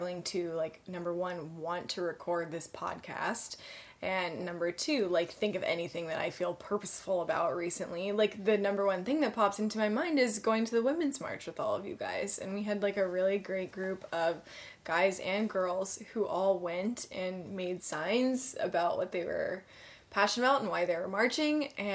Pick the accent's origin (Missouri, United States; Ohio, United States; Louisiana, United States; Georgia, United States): Georgia, United States; Atlanta; now in Los Angeles, United States; my hometown of Atlanta